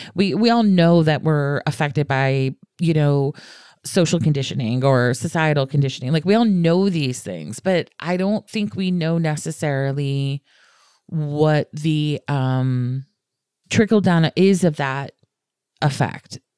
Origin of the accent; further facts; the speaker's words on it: the South, United States; I'm from the South